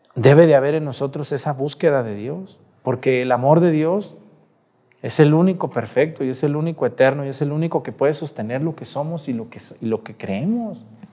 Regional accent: Mexticacán, Jalisco, Mexico; moved away; Mi pueblo allá, Mesticacán, que es un pueblillo ahí, chiquillo ahí

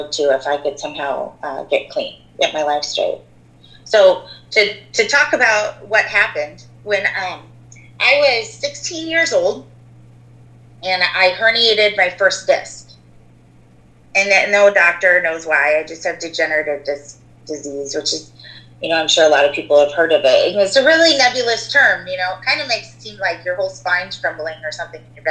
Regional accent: Port Orchard, Washington, United States; I grew up in Port Orchard with you

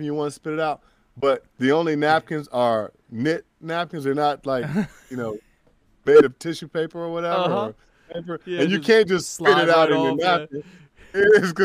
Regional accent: United States; me as an American

